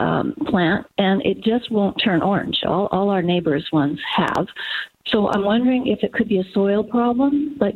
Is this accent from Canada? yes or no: yes; Canada; also born or lived in Sun City, Arizona; We're snowbirds from Canada, and we've had our home for just a year.